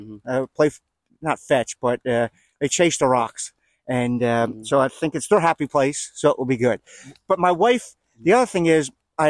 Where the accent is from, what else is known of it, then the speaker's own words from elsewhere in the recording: Philadelphia, Pennsylvania, United States; I'm born and raised in Philadelphia.